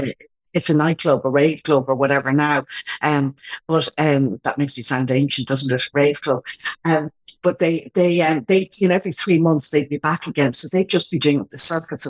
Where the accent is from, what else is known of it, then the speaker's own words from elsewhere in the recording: Ireland; moved away; I grew up in Cantilly